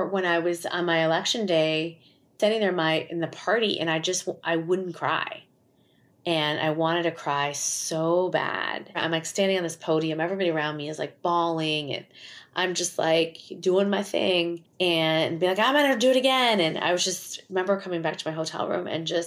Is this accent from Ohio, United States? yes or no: no; Schaumburg, Illinois, United States; I grew up in Schaumburg, Illinois